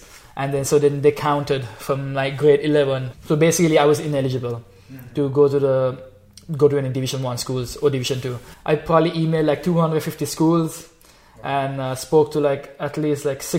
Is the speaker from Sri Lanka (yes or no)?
yes; Sri Lanka; moved away as an adult; now in United States; I'm from Sri Lanka.